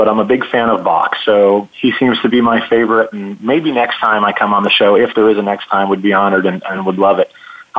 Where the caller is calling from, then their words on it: Powder Springs, Georgia, United States; I'm calling from Powder Springs, Georgia. It's a suburb here in Atlanta.